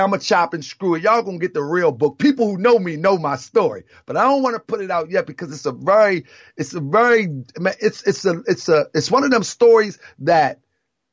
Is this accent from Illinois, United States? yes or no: no; Annapolis, Maryland, United States; also born or lived in Baltimore, Maryland; I grew up right outside of Baltimore in a place in the capital of Maryland called Annapolis, Maryland.